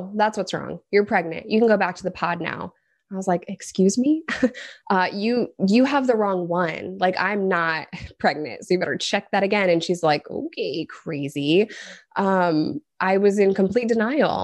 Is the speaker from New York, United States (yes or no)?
yes; New York, United States; moved away; also born or lived in Arkansas; I'm a New Yorker.